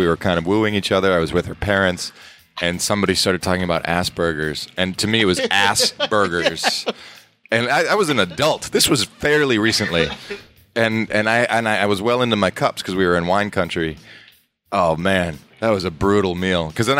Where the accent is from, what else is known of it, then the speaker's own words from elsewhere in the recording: Cleveland, Ohio, United States; I'm from Cleveland.